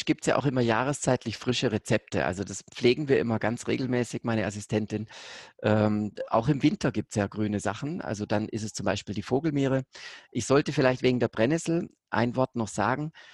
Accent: Konstanz, Baden-Württemberg, Germany; Ich bin ja direkt bei Konstanz da an der Grenze aufgewachsen, zweitletztes deutsches Haus

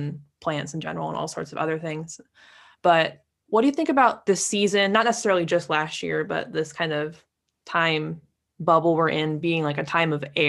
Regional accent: California, United States; Yeah, I grew up around Lake Tahoe, just south of there in California.

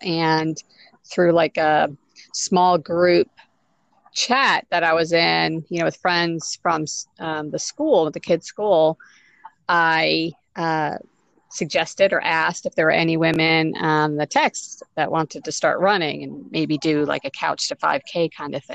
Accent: New York, United States; moved away as an adult; now in Louisville, United States; I was born and raised in New York, and but I moved to Louisville. It'll be 10 years ago

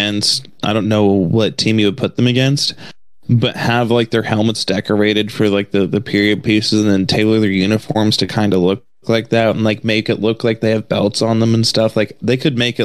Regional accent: Western Canada, Canada; now in United States; we're from Western Canada

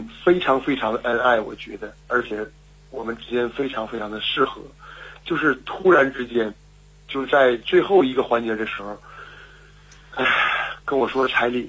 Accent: Liaoning, China; 啊、我是辽宁人。

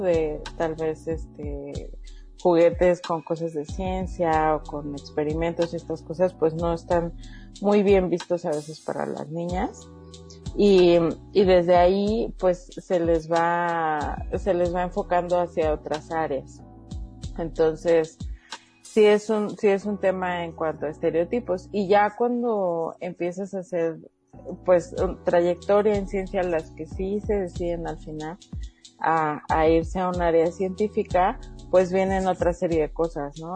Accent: Mexico

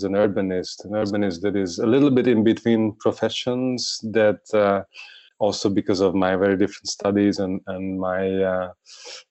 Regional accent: Budapest, Hungary; I was born and grew up in Budapest.

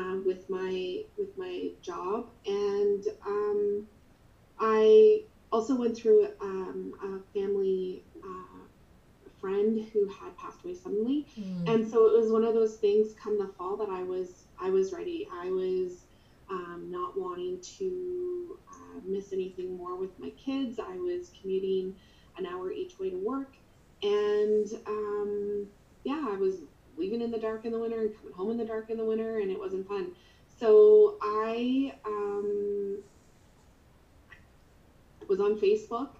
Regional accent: Nova Scotia, Canada; now in Alberta, Canada; So I live in Canada, in Alberta, Canada, and I'm originally from Nova Scotia.

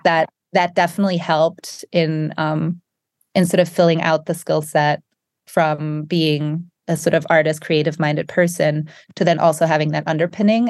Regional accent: Germany; moved away as an adult; also born or lived in England / France; now in United States; I grew up in Germany and then worked in England and studied in England and France

